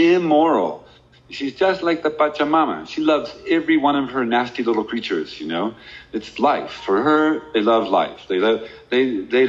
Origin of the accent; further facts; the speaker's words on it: United States; also born or lived in Oklahoma; I'm from Texas and Oklahoma